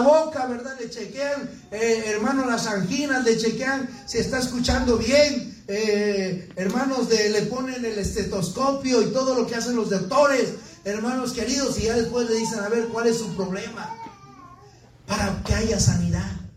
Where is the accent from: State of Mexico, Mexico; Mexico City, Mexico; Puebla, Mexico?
Mexico City, Mexico; now in Brigham City, United States; de allá de, de la Ciudad de México, donde yo nací